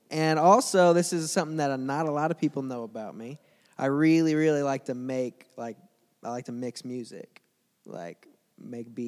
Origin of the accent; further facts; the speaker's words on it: Mount Vernon, Illinois, United States; I'm from Mount Vernon, Illinois, not too far from here. I grew up there.